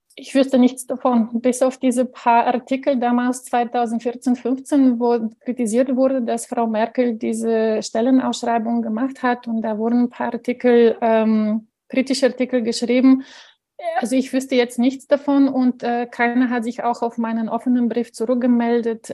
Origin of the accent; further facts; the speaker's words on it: Bulgaria; moved away; ich stamme aus Bulgarien, das heißt also 78 geboren